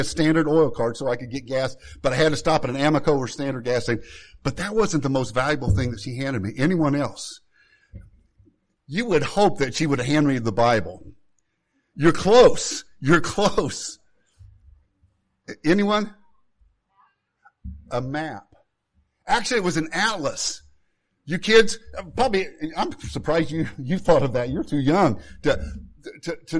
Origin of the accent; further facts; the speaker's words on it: Jefferson County, southern Illinois, United States; moved away; I grew up in Jefferson County